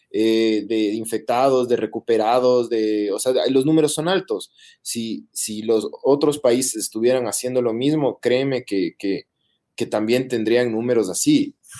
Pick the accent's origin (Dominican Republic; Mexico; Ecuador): Ecuador; somos los ecuatorianos